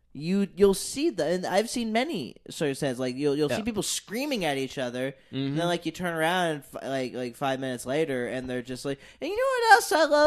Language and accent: English; the South, United States; now in Los Angeles, United States; I'm a man from the South that works for a living.